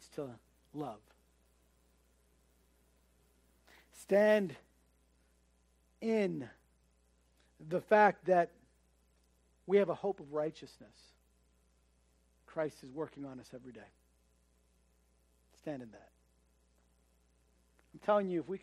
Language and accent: English; United States; as an American